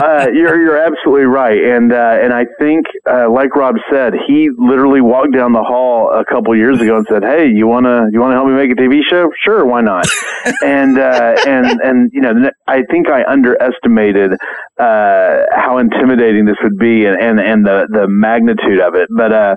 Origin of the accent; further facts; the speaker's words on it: Oklahoma, United States; We did noodling here in my home state of Oklahoma.